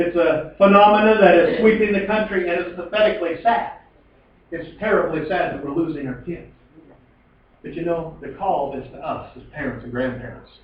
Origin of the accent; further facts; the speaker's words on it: Colville, Washington, United States; also born or lived in Kettle Falls; Growing up in Colville